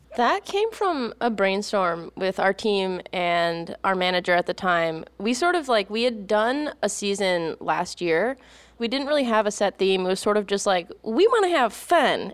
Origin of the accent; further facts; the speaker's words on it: Midwest, United States; growing up, my family, I'm from the Midwest